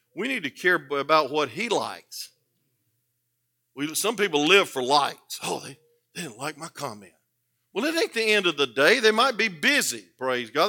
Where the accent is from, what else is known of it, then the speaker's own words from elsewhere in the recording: the South, United States; I was born in the South